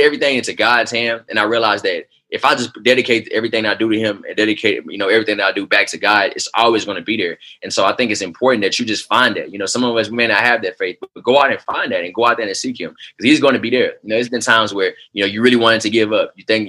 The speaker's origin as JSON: {"language": "English", "town": "Houston", "region": "Texas", "country": "United States", "moved": "as an adult", "lives_now": "Oklahoma City, United States", "said": "I didn't understand why I had to move to Oklahoma City. You know, I'm coming from Houston, Texas"}